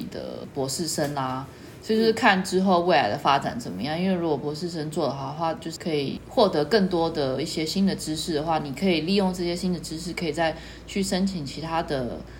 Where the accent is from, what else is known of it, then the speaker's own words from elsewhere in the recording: Taiwan; now in Berlin, Germany; 那我可以说啊，我是从台湾来的呢，然后说，可是你这十四年都在柏林呢